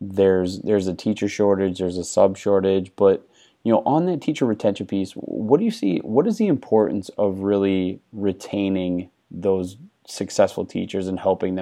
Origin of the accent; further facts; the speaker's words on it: Wisconsin, United States; moved away as an adult; also born or lived in Houston; born and raised in Wisconsin, but my first job was in Houston